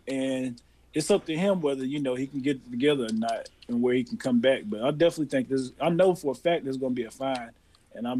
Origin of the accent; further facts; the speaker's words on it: North Carolina, United States; also born or lived in Charlotte; I live in Charlotte and I'm from North Carolina.